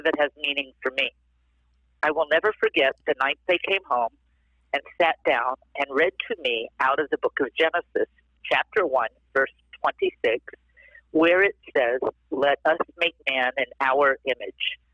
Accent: East Coast, United States; moved away; also born or lived in Southern California; I was raised on the East Coast in a culturally Jewish home, but yet very secularly.

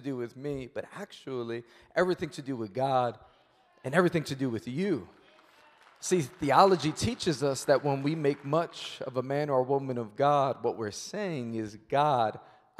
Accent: New York City, New York, United States; I'm born and raised in Queens, New York

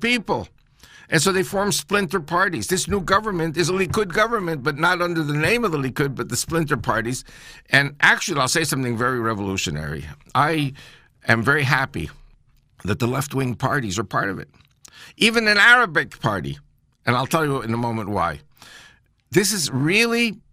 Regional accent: United States; I'm American-born

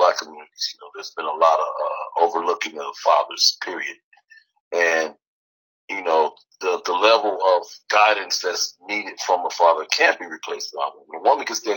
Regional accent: Los Angeles, California, United States; also born or lived in San Fernando Valley, California; Originally out of L.A., South Central L.A., born and raised

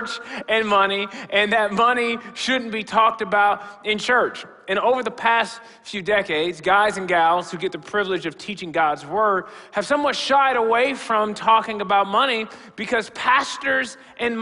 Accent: Rockford, Illinois, United States; I grew up in the African Methodist Episcopal Church, Gomez Chapel, just across town here in Rockford

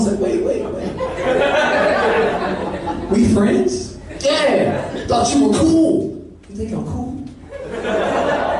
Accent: St. Louis, Missouri, United States; moved away as an adult; I'm from St. Louis, Missouri. I've been living out here maybe about a year and a half

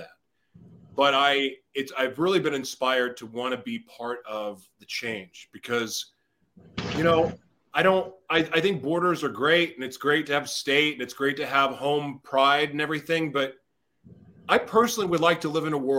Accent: United States; I grew up in America

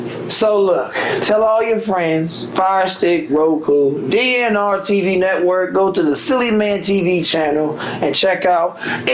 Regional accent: St. Louis, Missouri, United States; I'm from St. Louis.

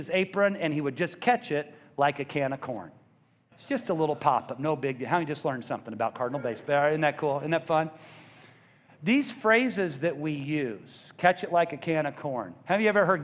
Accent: Columbia, Missouri, United States; I grew up in Columbia, and we only got a baseball game on TV every other Sunday.

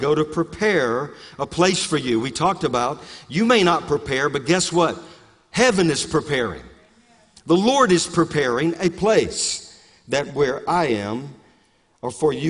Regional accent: Louisiana, United States; accent: Cajun; I grew up in South Louisiana. I've changed my accent. I don't have that Cajun accent

